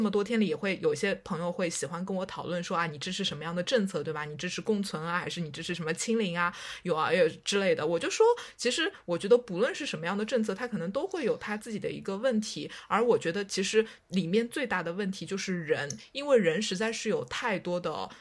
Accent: Shanghai, China; 我出生在上海

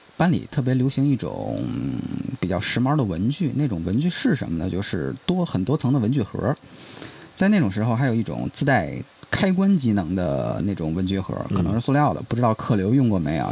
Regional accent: China

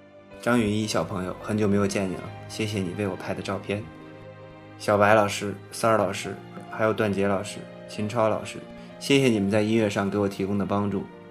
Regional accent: Zhengzhou, Henan, China; 我爱郑州，这里是我的故乡。

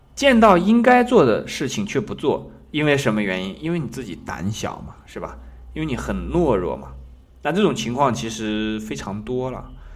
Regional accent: China; 比方说我们中国人的历史当中呢

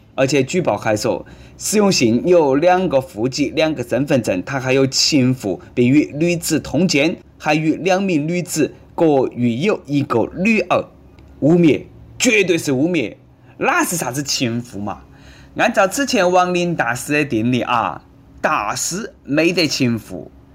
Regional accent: Sichuan, China; 我们四川人

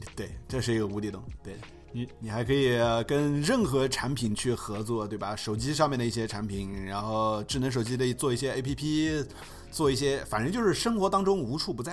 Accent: China; 我们在亚洲长大的，就说我们在中国长大了

